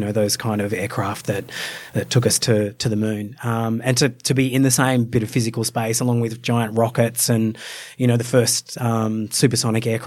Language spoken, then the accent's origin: English; Australia; I grew up as an Australian